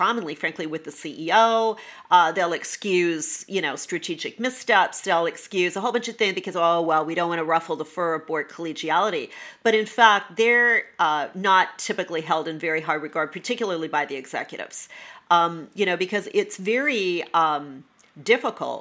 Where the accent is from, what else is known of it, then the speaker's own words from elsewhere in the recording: Canada; moved away as an adult; also born or lived in New York, United States; I'm Canadian originally, and I lived in Canada until I was 40 when I was transferred to New York